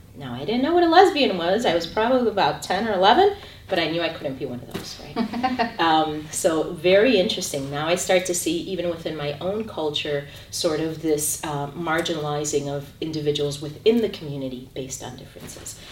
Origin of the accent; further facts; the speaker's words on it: Chicago, Illinois, United States; I'm originally from Chicago, Illinois. I was born and raised there